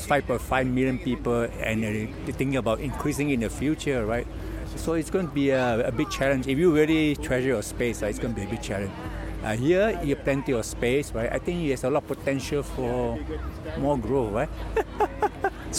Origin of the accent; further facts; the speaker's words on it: Singapore; We are from Singapore.